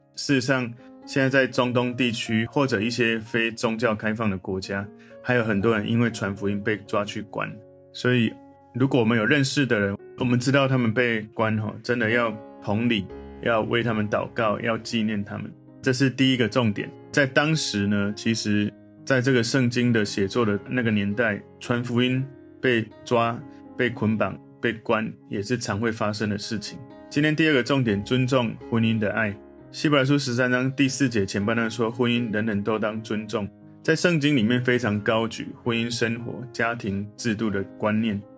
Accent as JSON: {"language": "Chinese", "country": "Taiwan", "said": "我从台湾来"}